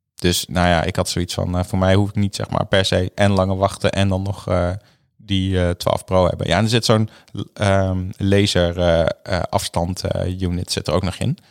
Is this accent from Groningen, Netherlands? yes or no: yes; Groningen, Netherlands; ik kom ook uit Groningen, dus ik ben echt een stadje eigenlijk